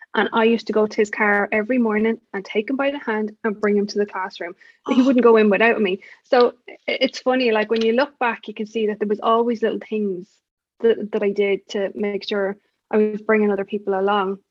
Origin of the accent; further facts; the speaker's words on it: Ireland; I'm definitely not from America. No, I'm from Ireland